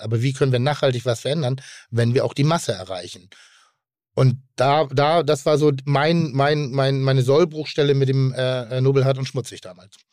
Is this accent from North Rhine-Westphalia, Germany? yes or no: no; Pinneberg, Schleswig-Holstein, Germany; ich bin im, äh, im Westen groß geworden